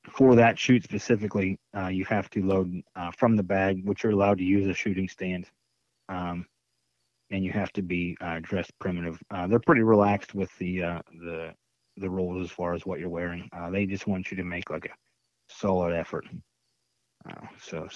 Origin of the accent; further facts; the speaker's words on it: Pennsylvania, United States; I'm from Pennsylvania